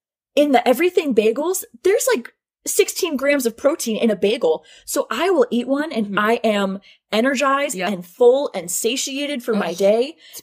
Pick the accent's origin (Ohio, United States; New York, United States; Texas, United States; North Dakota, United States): New York, United States; I'm from New York.